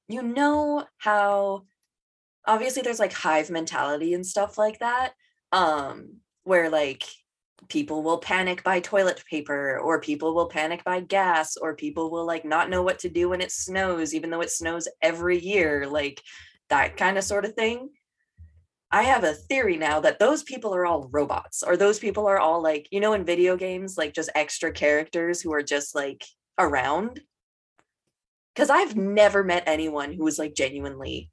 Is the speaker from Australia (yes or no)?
no; Vancouver, British Columbia, Canada; we grew up in Vancouver or like just outside of Vancouver